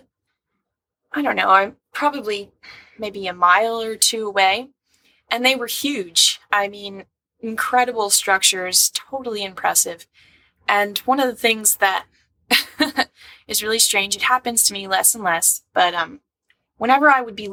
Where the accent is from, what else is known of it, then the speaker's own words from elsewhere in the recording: New York City, New York, United States; I grew up in the West Village housing in Greenwich Village on Washington and Bank Street